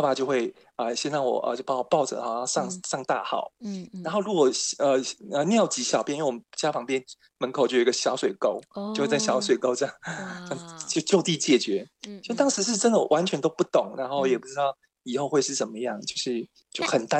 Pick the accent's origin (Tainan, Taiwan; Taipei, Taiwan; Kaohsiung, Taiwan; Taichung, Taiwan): Tainan, Taiwan; 对，我台南人。